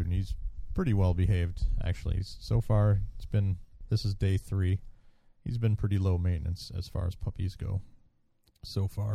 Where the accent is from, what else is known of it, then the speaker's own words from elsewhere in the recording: United States; I'm an American